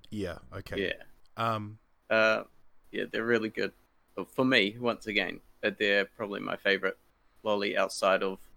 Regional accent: Wellington, New Zealand; born there; And I was born in Wellington, New Zealand.

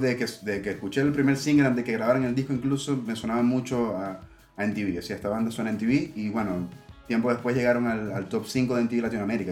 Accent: Maracaibo, Zulia, Venezuela; Maracaibo, que es mi ciudad de origen

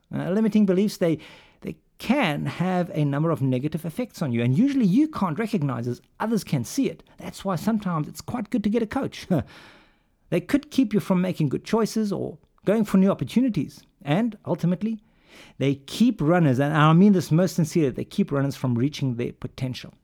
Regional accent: Pretoria, Gauteng, South Africa; moved away; also born or lived in United Kingdom; I grew up in Pretoria

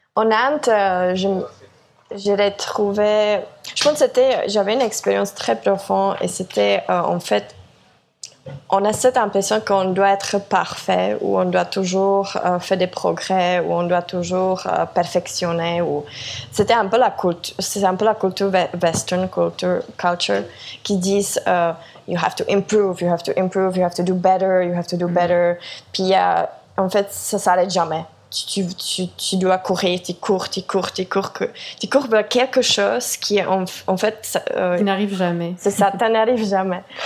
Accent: Czechia; moved away; also born or lived in France / Montreal, Canada; je viens de la République tchèque

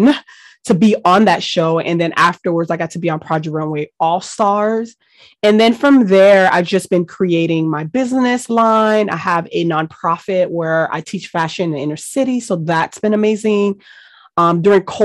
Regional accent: Miami, Florida, United States; English is a second language; I grew up in Miami, Florida

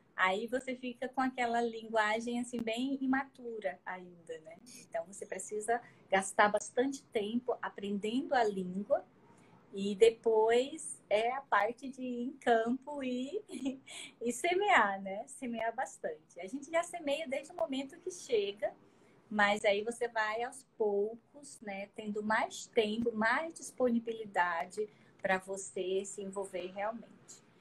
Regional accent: Acre, Brazil; sou natural lá do Acre

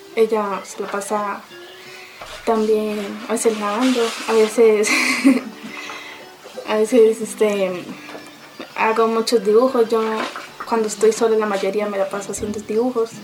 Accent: Charalá, Santander, Colombia; now in Riachuelo, Colombia; soy de Charalá, pero vivo acá en el centro de Riachuelo

